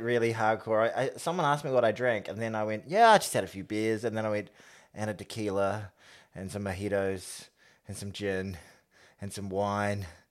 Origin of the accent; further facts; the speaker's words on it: New Zealand; as a New Zealander